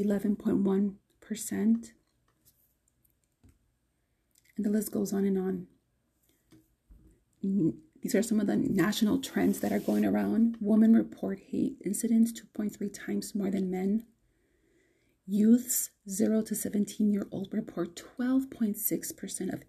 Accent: United States; I am a Latina, Chicana, Mexican-American, American

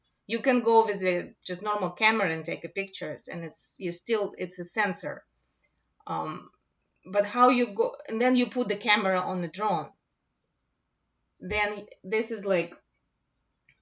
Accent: Russia; also born or lived in Moscow; now in United States; I'm originally from Russia

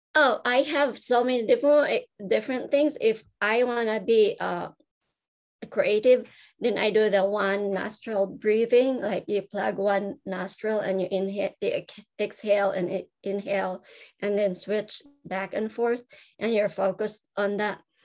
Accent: Philippines; moved away; I grew up in the Philippines.

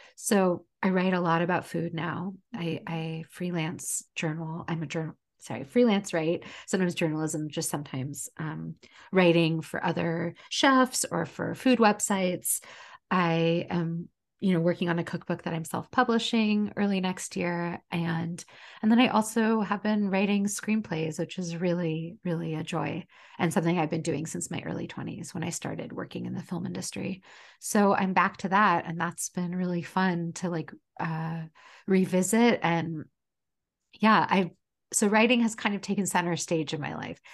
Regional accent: United States; also born or lived in Portland, Oregon; I was born later, I was born here in the United States. Um, I was the firstborn in America

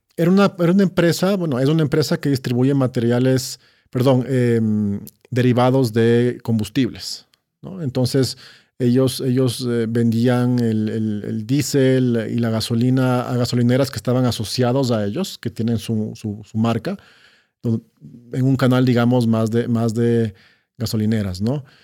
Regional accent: Quito, Pichincha, Ecuador; Sí, crecí en Quito. Eh, crecí en Quito.

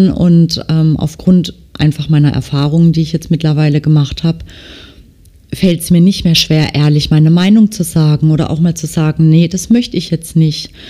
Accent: Baden-Württemberg, Germany; accent: Baden dialect; ich stehe zu meinem Dialekt. Ich denke, dass man mich auch gut versteht. Also das kann schon sein, dass mir zwischendurch dann auch mal was typisch Badisches rausrutscht.

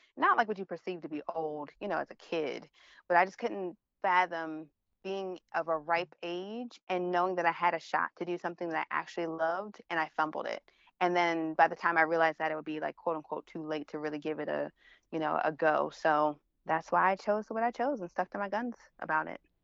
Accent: Baltimore, Maryland, United States; moved away; also born or lived in Philadelphia / New York; I'm from Baltimore

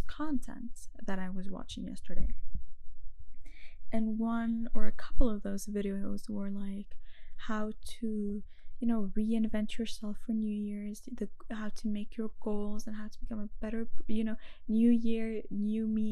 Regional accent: Lebanon; moved away; I'm from Lebanon

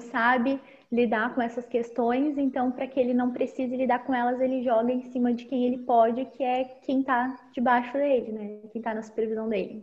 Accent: Pelotas, Rio Grande do Sul, Brazil; also born or lived in Erechim; Agora eu estou em Pelotas, que é a minha cidade natal

